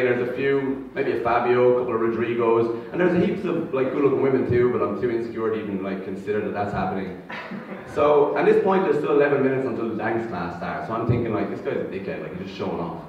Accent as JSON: {"language": "English", "country": "Ireland", "tie": "born or raised there", "accent": "Irish lilt", "moved": "as an adult", "lives_now": "Brisbane, Australia", "said": "growing up in Ireland, for me anyway, at least, what it meant was a lot of religion growing up"}